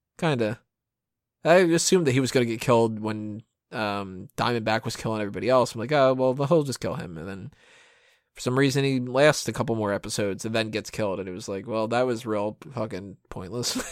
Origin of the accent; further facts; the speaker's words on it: United States; I'm American.